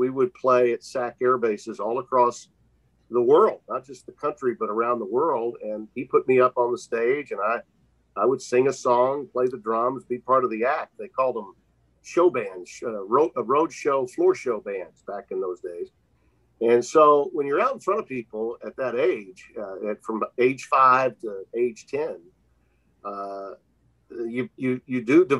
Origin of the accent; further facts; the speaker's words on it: Deep South, United States; I had the blessing of growing up in the Deep South with a dad that was a broadcaster that could correct my diction and correct my phonetics